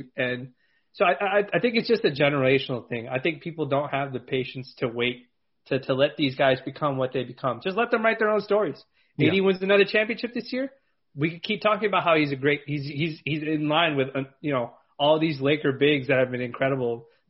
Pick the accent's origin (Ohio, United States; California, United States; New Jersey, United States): California, United States; Los Angeles; I'm from LA, so I don't like talking bad about the LA guys because I'm biased that way. I'm from California